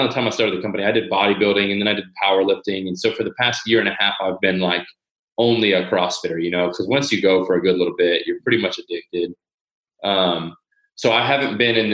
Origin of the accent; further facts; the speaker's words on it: Lakeland, Florida, United States; I'm from Lakeland, Florida, which is a small town in Central Florida.